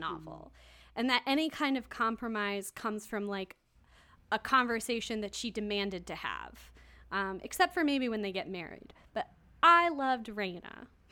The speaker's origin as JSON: {"language": "English", "region": "Kansas", "country": "United States", "tie": "born or raised there", "said": "I grew up in Kansas."}